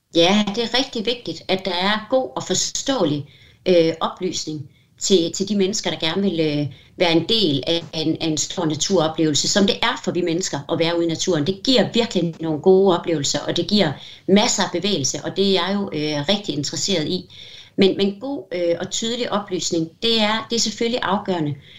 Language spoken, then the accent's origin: Danish; Denmark; vi er så mange danskere